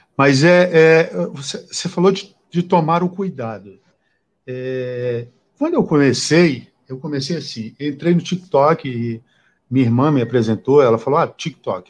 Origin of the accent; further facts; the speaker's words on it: Acre, Brazil; Eu sou do Acre e faz muito calor lá